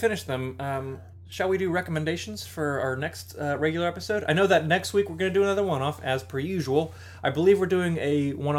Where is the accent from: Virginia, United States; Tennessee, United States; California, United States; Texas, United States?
California, United States; I'm from California.